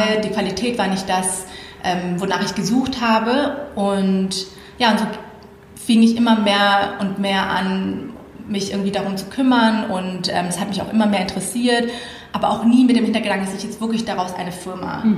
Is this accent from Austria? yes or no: no; Thailand; moved away; ich bin in Thailand aufgewachsen.